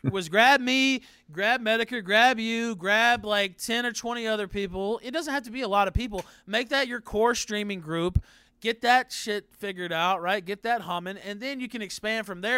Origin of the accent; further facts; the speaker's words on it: the South, United States; I'm from the South.